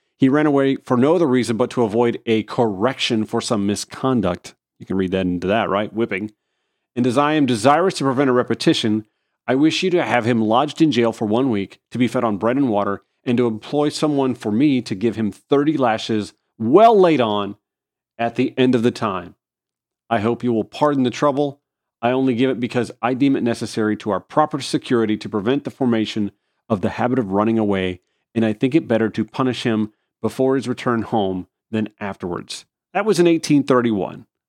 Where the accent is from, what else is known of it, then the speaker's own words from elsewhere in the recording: Augusta, Georgia, United States; a little spur of highway in my hometown that connects I twenty to downtown Augusta via Washington Road